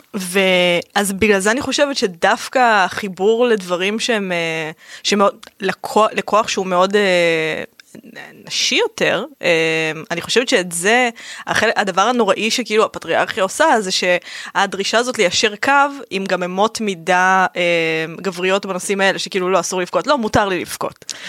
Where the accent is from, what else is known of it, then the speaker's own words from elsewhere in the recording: Rishon LeZion, Central District, Israel; moved away as an adult; also born or lived in Ramla; now in Tel Aviv, Israel; גדלתי בראשון, נולדתי ברמלה ואז כשאני בת חמש גדל, עברנו לראשון